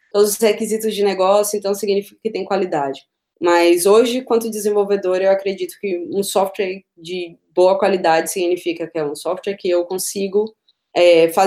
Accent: Northeast Region, Brazil; now in Berlin, Germany; Eu sou nordestina, eu gosto de, de calor, não gosto de passar frio.

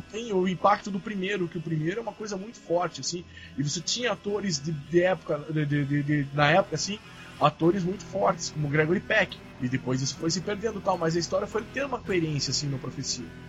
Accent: Curitiba, Paraná, Brazil; eu sou de Curitiba, mas minha família é de Santa Catarina

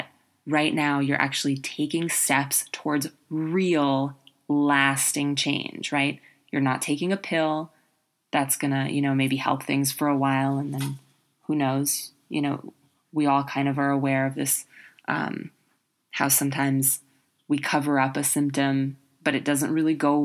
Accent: New York City, New York, United States; growing up in New York City

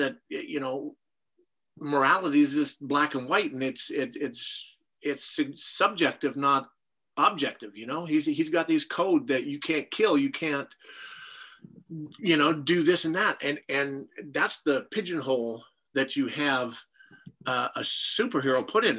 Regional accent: Saskatchewan, Canada; I was a tall, skinny kid with glasses and braces growing up in Saskatchewan

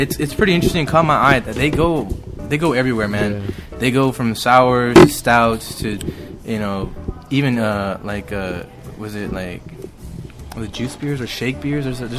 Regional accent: Houston, Texas, United States; I told them I was from Houston

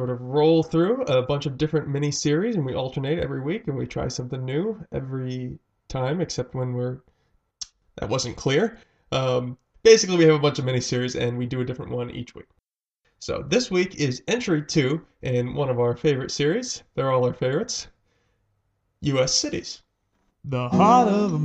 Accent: East Coast, United States; now in West Coast, United States; I'm from the East Coast

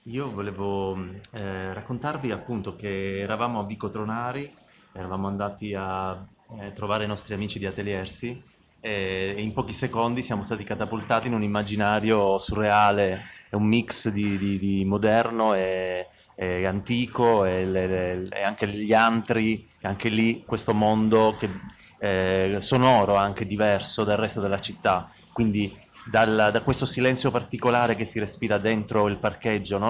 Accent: Bologna, Emilia-Romagna, Italy; Noi veniamo da Bologna

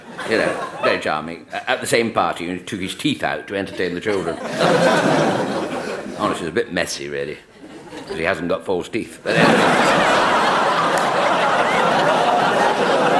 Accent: Scotland, United Kingdom; I'm a Scot

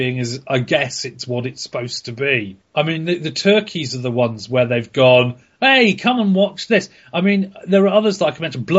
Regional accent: Ireland; I'm Irish. That means I only have the …, and I listen to all of it all the time.

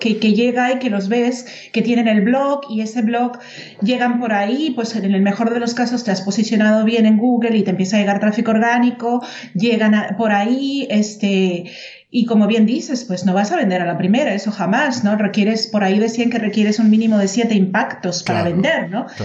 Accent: Mexico; moved away as an adult; now in Germany; yo soy mexicana Claro. Y ya tengo viviendo 16 años aquí en Alemania

